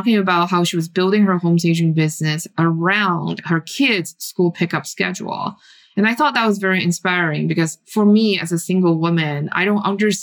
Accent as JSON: {"language": "English", "country": "Taiwan", "tie": "born or raised there", "moved": "yes", "said": "I grew up in Taiwan"}